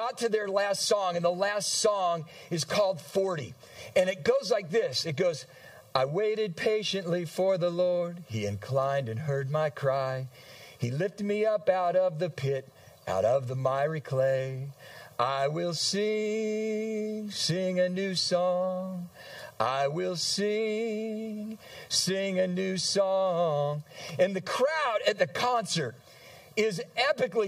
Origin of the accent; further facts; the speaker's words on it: San Diego, California, United States; moved away as an adult; now in Michigan, United States; I was transferring to a church where I grew up in San Diego, California.